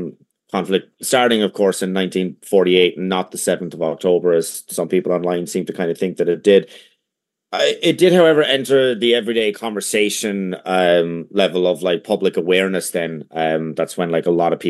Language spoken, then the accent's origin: English; Ireland; first language English